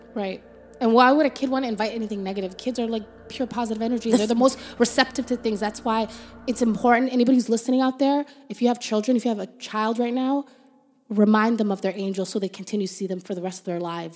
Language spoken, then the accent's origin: English; Toronto, Ontario, Canada; Rexdale, that's where we grew up